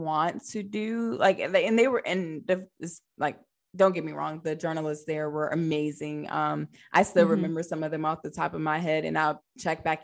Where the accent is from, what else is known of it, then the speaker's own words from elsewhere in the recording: Newport News, Virginia, United States; moved away as an adult; also born or lived in Hampton, Virginia; now in Alexandria, United States; I grew up in downtown Newport News, Virginia